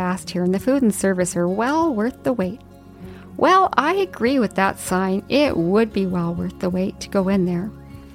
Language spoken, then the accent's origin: English; Yukon, Canada; growing up in the Yukon